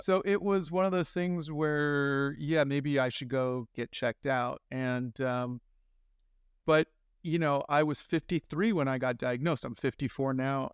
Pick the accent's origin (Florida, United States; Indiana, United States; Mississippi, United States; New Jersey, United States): Florida, United States; Miramar; also born or lived in Yonkers, New York; I was born in Yonkers, New York, but when I was four, we moved to Florida. And I lived in Miramar, Florida